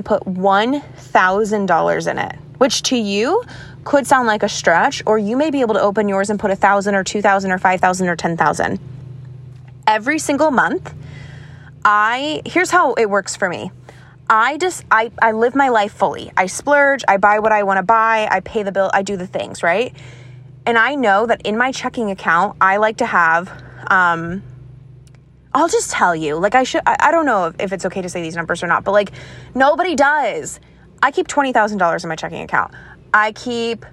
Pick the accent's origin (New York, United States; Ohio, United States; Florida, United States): Florida, United States; moved away; also born or lived in Connecticut; I grew up in Florida.